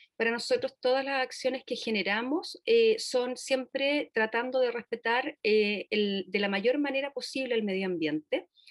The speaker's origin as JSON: {"language": "Spanish", "town": "Puerto Varas", "region": "Los Lagos", "country": "Chile", "said": "nosotros somos de Puerto Varas"}